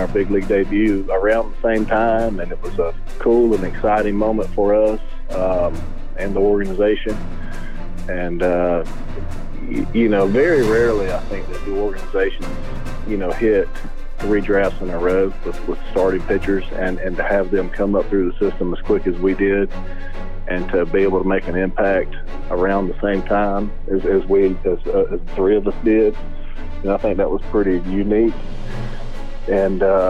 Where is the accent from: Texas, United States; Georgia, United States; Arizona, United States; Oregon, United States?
Georgia, United States; near Atlanta; growing up in Atlanta, I mean, growing up close to Atlanta and being a Braves fan